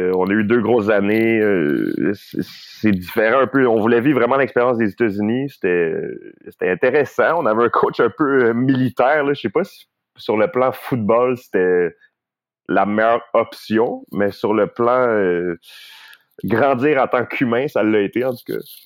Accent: Laval, Quebec, Canada; also born or lived in Kent; je viens de Montréal, Laval

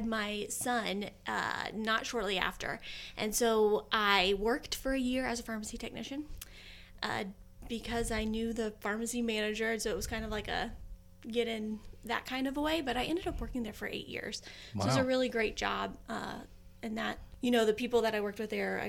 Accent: Moreland, Indiana, United States; now in Muncie, United States; I grew up in Moreland.

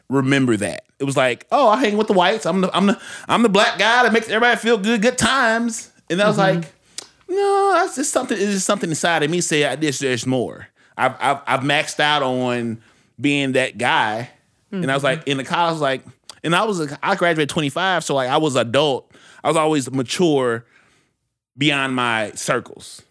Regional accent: St. Louis, Missouri, United States; I was raised in Central West End

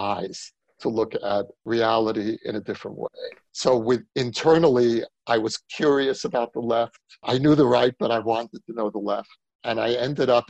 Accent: New York City, New York, United States; moved away as an adult; now in Israel; I grew up in Brooklyn of the 1960s and 70s

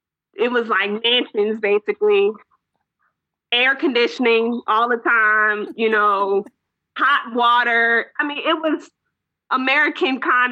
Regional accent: Ghana; And for me, I'm from Ghana, so almost everything that was going on, I'm like, this pertains to my people, you know?

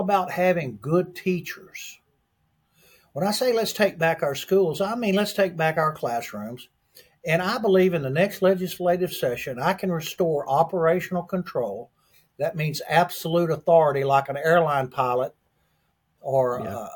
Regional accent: Huntsville, Texas, United States; my hometown of Huntsville, Texas

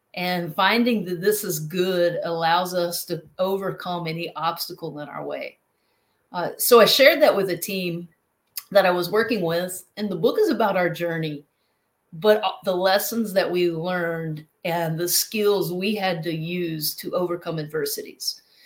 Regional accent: North Carolina, United States; now in South Carolina, United States; originally from North Carolina, but I live in South Carolina now

